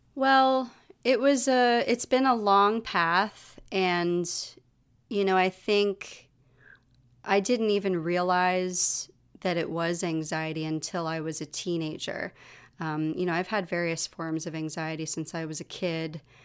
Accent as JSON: {"language": "English", "town": "New York City", "region": "New York", "country": "United States", "tie": "born or raised there", "also_born_or_lived": "Galway, Ireland", "said": "we live in my childhood apartment. So I am talking to you from my childhood apartment. I've been here since I was nine, on and off."}